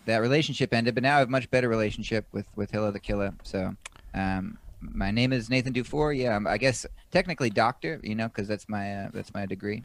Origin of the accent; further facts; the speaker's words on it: Washington, United States; moved away as an adult; now in New York, United States; I was born in Washington State